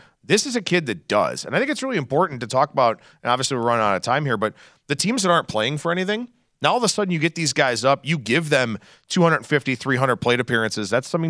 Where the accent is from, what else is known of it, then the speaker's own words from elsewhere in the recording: Cleveland, Ohio, United States; It's okay. I'm from Cleveland. I'm used to all of it, I promise.